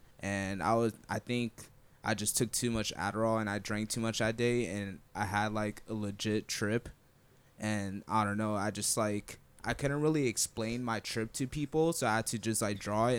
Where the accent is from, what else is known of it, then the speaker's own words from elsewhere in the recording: Orlando, Florida, United States; born and raised in Orlando, Florida.